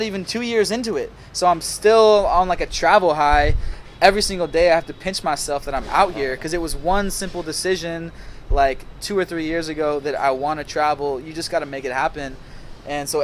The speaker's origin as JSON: {"language": "English", "town": "Seattle", "region": "Washington", "country": "United States", "moved": "yes", "lives_now": "Ho Chi Minh City, Vietnam", "said": "I'm from Seattle, but I'm from the suburbs, right?"}